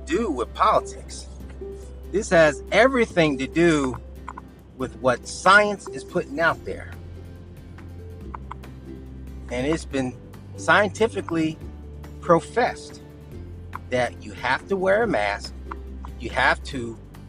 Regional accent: United States; I'm far from embarrassed from being American

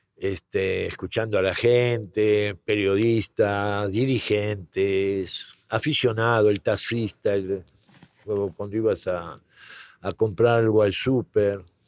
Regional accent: Argentina; moved away as an adult; now in Mexico; nací en Argentina

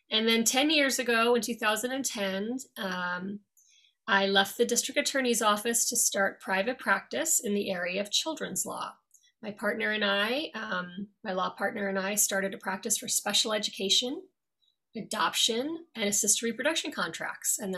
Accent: New York, United States; also born or lived in Dublin, Ireland; I've been living here since 1999. And uh, originally, I'm from New York. I was born there, um, grew up there for most of my life. However, ages 8 to 16, I actually lived in Dublin, Ireland.

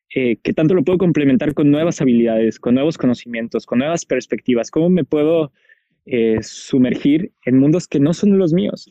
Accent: Guadalajara, Jalisco, Mexico; moved away; soy de Guadalajara

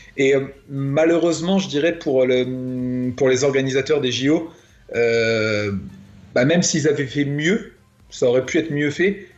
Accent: France; nous, la France, on est censé être un grand pays

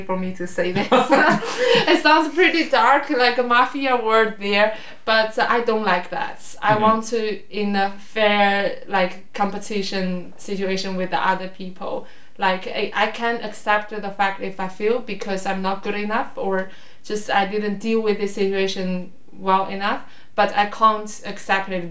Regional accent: Daqing, Heilongjiang, China; born or raised there; English is a second language; moved away as an adult; also born or lived in Moscow; now in Beijing, China

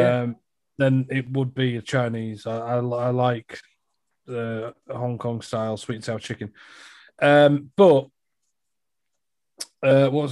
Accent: United Kingdom; I am British

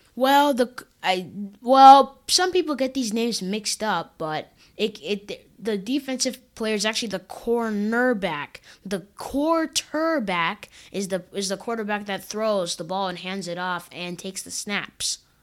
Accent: Minnesota, United States; now in California, United States; I was born in Minnesota in a hospital called, called Regents Hospital

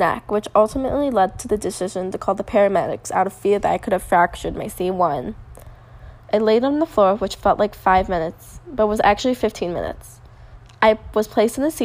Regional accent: Lake Forest, Illinois, United States; I live almost 5 to 10 minutes away from this location, so I was extremely excited knowing I was going to be in my hometown

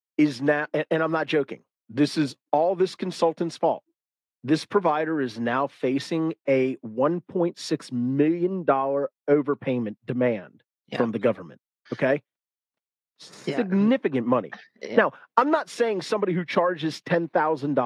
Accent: the South, United States; I'm a guy from the South.

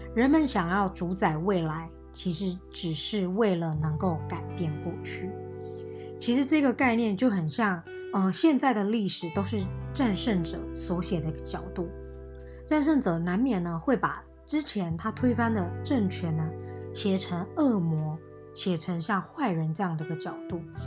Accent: Taiwan; 身为台湾人看又会更有感

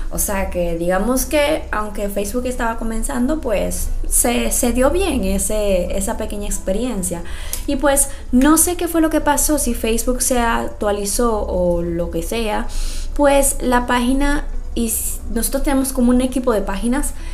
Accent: Dominican Republic; soy dominicana, 100% dominicana, aunque muchas veces no se escuche así

